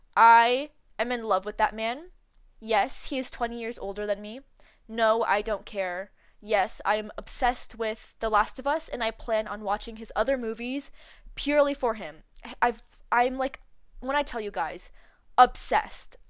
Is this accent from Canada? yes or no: yes; Canada; I was born in Canada, I was born and raised here